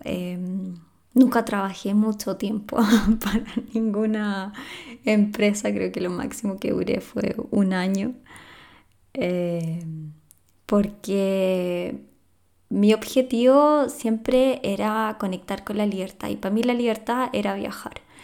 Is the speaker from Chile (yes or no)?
yes; Chile; soy de Chile, de Sudamérica